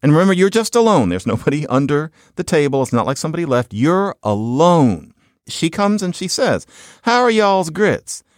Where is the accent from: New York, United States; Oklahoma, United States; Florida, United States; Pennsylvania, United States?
Pennsylvania, United States; Philadelphia; I'm from Philadelphia